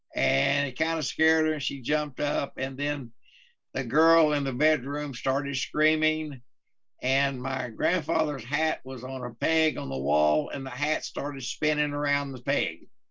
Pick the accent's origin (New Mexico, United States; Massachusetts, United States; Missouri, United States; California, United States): New Mexico, United States; Carlsbad; now in Texas, United States; I'm from Carlsbad, New Mexico. I was raised up in New Mexico before I came to Texas